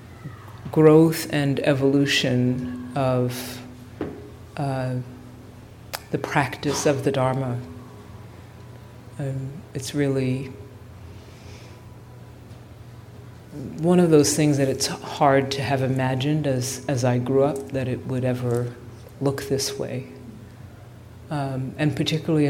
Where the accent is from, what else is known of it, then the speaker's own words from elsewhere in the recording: New York, United States; now in Bay Area, United States; I'm really happy to be home. I'm a New Yorker